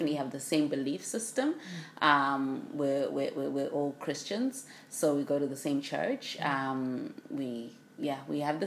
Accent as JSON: {"language": "English", "country": "Zimbabwe", "tie": "born or raised there", "moved": "as an adult", "lives_now": "Brisbane, Australia", "said": "I'm based here in Brisbane currently, and I've been here since 2003, but born and bred in Zimbabwe."}